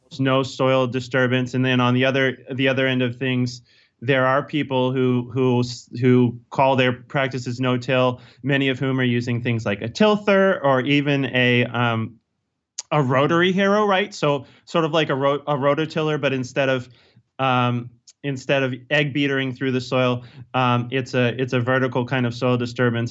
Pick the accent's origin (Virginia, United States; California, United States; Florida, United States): Virginia, United States; also born or lived in Pennsylvania; now in Cornville, United States; I'm originally from Virginia